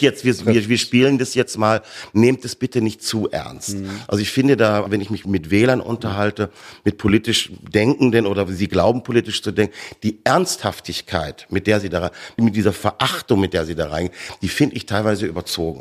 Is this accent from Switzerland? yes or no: no; Bavaria, Germany; also born or lived in Ruhr area, North Rhine-Westphalia; Bayern aufgewachsen